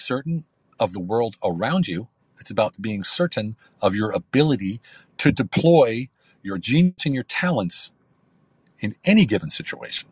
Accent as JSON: {"language": "English", "country": "United States", "also_born_or_lived": "Hungary", "moved": "yes", "lives_now": "Turkey", "said": "I'm an American military veteran living between Hungary and Turkey"}